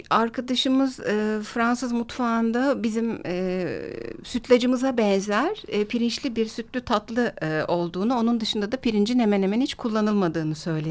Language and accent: Turkish; Turkey; Bir Türk olarak